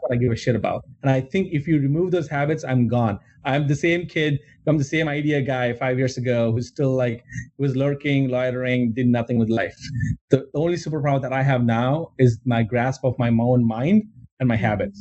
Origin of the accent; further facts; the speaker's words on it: India; moved away as an adult; I grew up in India and I, I grew up like I was, I was there until I was 21